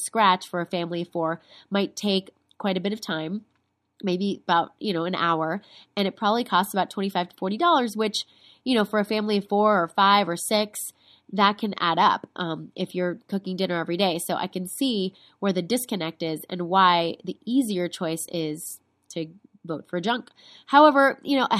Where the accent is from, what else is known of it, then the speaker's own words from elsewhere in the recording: South Florida, United States; moved away as an adult; also born or lived in Bogota, Colombia; now in Los Angeles, United States; I was born in Bogota and I spent every summer of my childhood in Colombia. And I grew up in South Florida around a ton of Latinos, and out here in Los Angeles